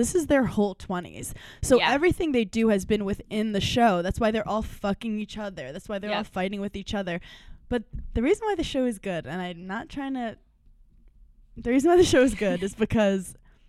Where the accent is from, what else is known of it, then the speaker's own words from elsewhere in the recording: New York City, New York, United States; I'm from Brooklyn.